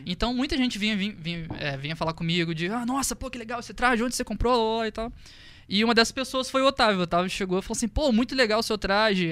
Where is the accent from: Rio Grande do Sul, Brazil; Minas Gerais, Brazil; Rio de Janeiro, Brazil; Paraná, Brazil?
Rio de Janeiro, Brazil; interior of; moved away as an adult; eu sou do interior do Rio de Janeiro